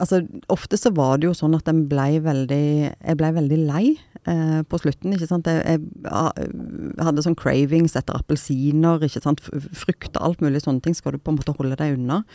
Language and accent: Norwegian; Stavanger, Rogaland, Norway; jeg er fra Stavanger. Siddis